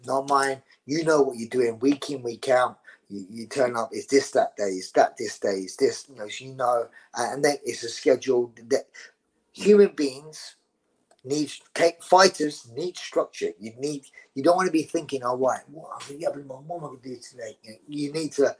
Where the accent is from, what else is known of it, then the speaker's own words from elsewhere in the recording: London, United Kingdom; accent: Scottish; I'm from the East End of London. … were family friends of my mother's